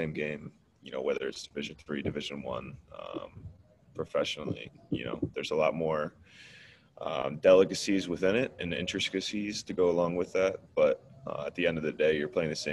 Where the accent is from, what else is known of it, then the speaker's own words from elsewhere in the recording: Pittsburgh, Pennsylvania, United States; I'm from Pittsburgh